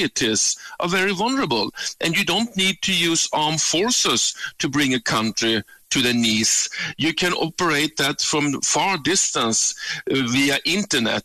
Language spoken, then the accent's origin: English; Sweden; born or raised there; moved away as an adult; now in South Africa